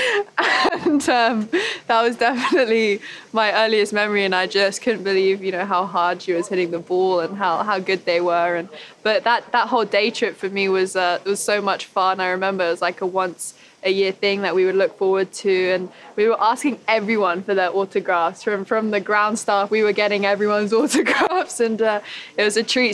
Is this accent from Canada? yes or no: no; United Kingdom; being British